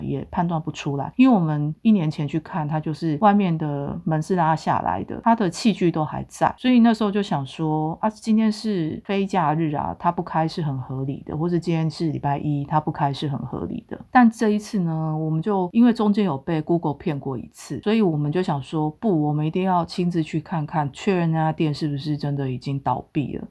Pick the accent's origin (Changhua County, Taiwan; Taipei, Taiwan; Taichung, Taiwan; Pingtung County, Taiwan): Taipei, Taiwan; 我就在台北长大